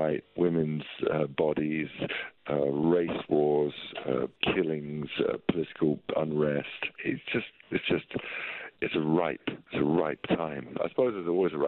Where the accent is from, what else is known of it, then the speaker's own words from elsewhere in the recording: London, United Kingdom; Growing up in where I grew up in North London